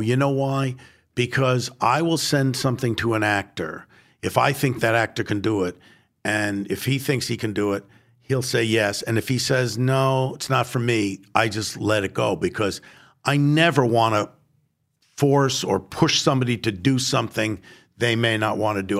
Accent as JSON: {"language": "English", "town": "New York City", "region": "New York", "country": "United States", "tie": "born or raised there", "said": "I was born in the Bronx and I am Jewish"}